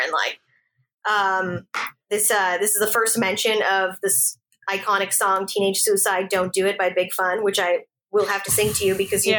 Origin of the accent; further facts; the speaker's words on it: Toronto, Ontario, Canada; I grew up in Toronto